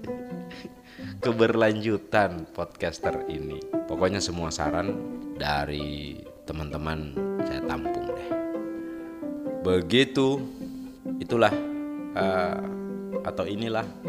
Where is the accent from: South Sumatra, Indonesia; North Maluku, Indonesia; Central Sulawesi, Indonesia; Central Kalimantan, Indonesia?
Central Sulawesi, Indonesia; Sigi Regency; wilayah saya ini di Kabupaten Sigi uh, di Provinsi Sulawesi Tengah